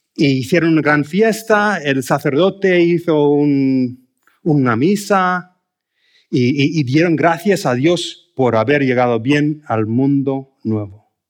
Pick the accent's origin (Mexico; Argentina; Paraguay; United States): United States; Spanish is a second language; moved away as an adult; now in Spain; como americano